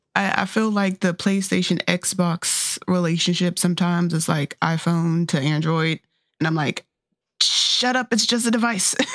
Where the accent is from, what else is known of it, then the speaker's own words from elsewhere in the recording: North Carolina, United States; born and raised in North Carolina